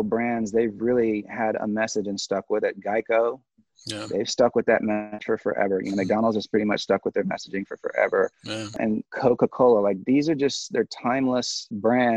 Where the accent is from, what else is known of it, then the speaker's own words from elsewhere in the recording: Sierra Leone; moved away; I was born and raised in Sierra Leone